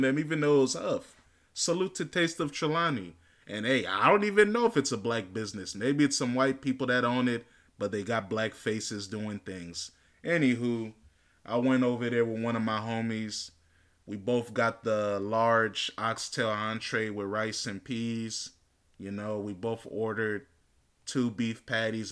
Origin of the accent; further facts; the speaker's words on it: United States; I'm born and raised in America